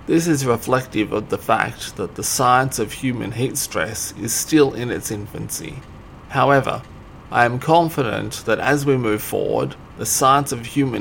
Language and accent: English; Australia; I'm Australian, I'm from Australia, I'll take Australian cities as an example.